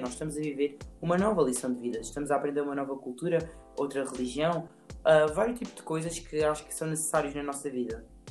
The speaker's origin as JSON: {"language": "Portuguese", "region": "Alentejo", "country": "Portugal", "said": "Quando nós dizemos que somos do Alentejo"}